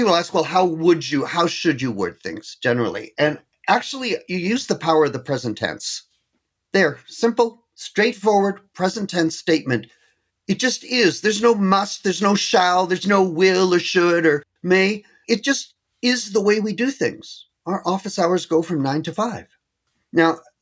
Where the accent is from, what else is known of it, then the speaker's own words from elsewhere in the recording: Canada; being Canadian